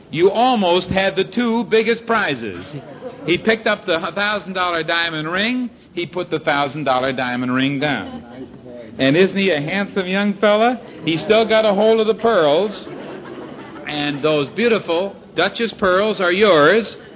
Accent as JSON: {"language": "English", "town": "Syracuse", "region": "New York", "country": "United States", "said": "Syracuse, New York."}